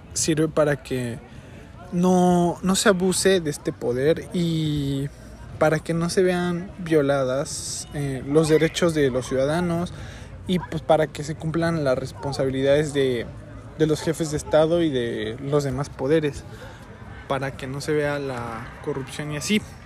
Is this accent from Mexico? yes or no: yes; Mexico